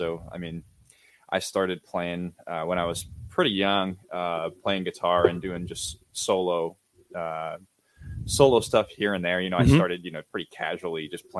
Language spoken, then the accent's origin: English; Canfield, Ohio, United States; So grew up in Canfield. Graduated Canfield High School